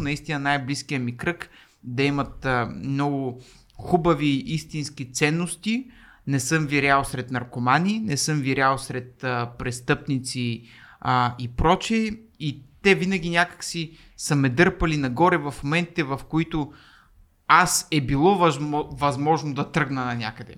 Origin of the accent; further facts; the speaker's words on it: Varna, Varna Province, Bulgaria; moved away as an adult; now in Sofia, Bulgaria; езиковата гимназия, в която завърших нали, във Варна, първа езикова